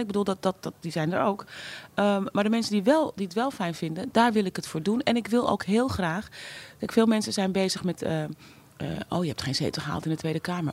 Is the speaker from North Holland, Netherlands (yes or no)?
yes; Amsterdam, North Holland, Netherlands; ik ben opgegroeid in Amsterdam-West